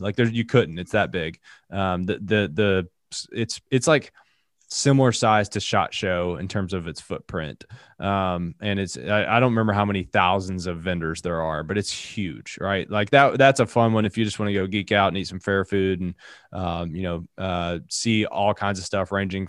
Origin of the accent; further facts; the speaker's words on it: Appalachia, United States; And again, I'm from Appalachia, so she says I say a lot of things wrong. I don't have as thick of an accent as I used to.